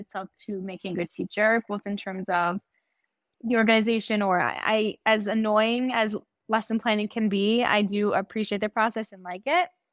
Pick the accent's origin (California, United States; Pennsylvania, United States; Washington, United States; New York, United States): New York, United States; Great Neck; moved away as an adult; also born or lived in West Hempstead, New York; now in Israel; So I originally grew up in Great Neck in New York. And when I was in high school, my family moved to West Hempstead. And I lived there until I made Aliyah